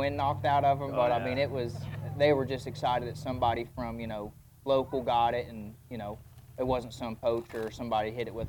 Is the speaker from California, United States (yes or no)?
no; Greensburg, Indiana, United States; I'm from Greensburg, Indiana, southeastern Indiana. Born there, raised there.